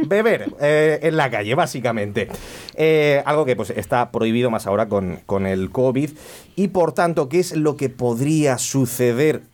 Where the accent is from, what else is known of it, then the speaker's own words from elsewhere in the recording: Vega Baja, Valencian Community, Spain; los de la Vega Baja somos medio murcianos